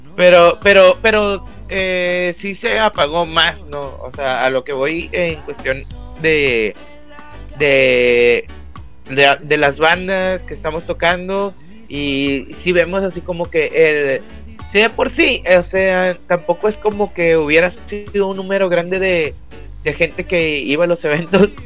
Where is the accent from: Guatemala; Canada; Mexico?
Mexico; Monterrey, Nuevo León; accent: regio; soy regio